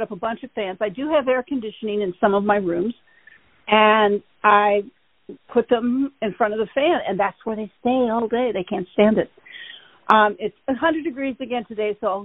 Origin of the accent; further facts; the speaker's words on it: Michigan, United States; now in Los Angeles, United States; I grew up in Michigan